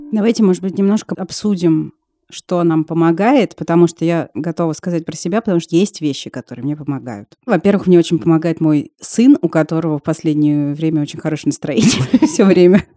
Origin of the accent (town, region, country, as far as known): Russia